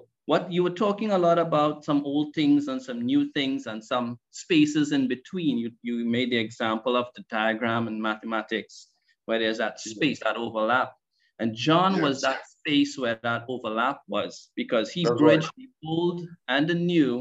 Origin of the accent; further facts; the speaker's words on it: Trinidad & Tobago; I am from Trinidad and Tobago